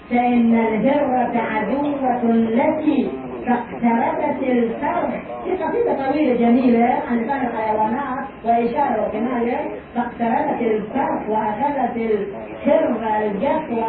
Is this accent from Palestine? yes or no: no; Egypt; أكبر حكومة في بلادنا مصر لا شك فيه مصر كانت تزود نفس العالم الإسلامي بالثقافة والعلم